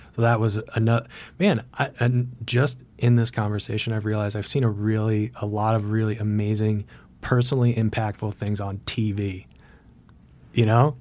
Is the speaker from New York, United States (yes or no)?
no; Vermont, United States; growing up in Vermont